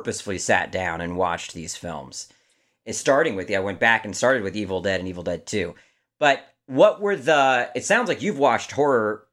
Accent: Maryland, United States; moved away; I'm from Maryland originally

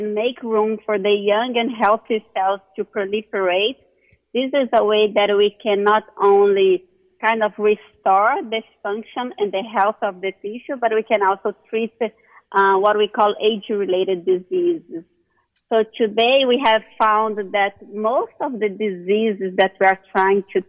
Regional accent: Brazil; moved away as an adult; now in United States; I'm originally from Brazil

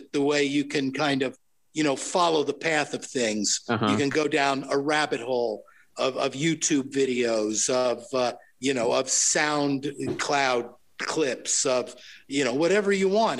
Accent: Long Island, New York, United States; moved away as an adult; also born or lived in Manhattan, New York; now in Los Angeles, United States; I came in from Long Island, you know, into Manhattan

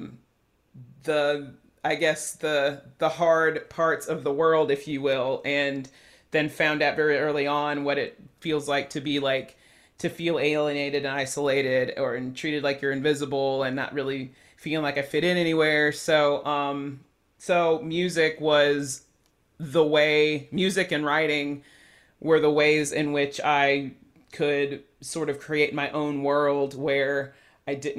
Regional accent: Chattanooga, Tennessee, United States; I grew up in the suburbs in Chattanooga, so we lived in like East Brainerd

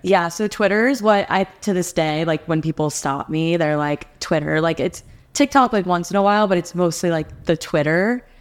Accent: New Jersey, United States; moved away as an adult; also born or lived in Alabama; now in Nashville, United States; I'm from New Jersey

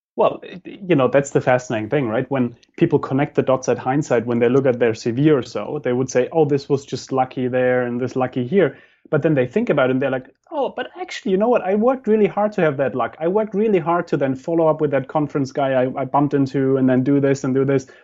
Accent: Germany; moved away; I come from Germany

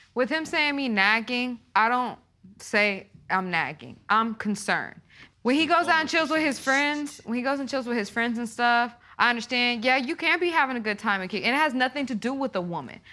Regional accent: Tulsa, Oklahoma, United States; we're from Tulsa

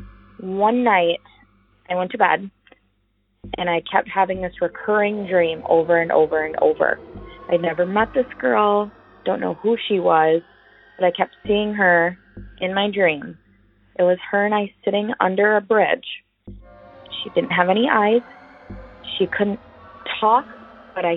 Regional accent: Prior Lake, Minnesota, United States; I'm from Prior Lake, Minnesota

